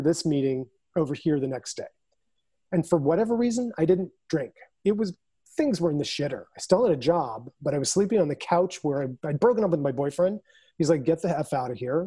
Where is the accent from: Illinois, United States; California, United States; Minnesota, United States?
Illinois, United States; Naperville; moved away; our hometown of Naperville where I was staying with my mother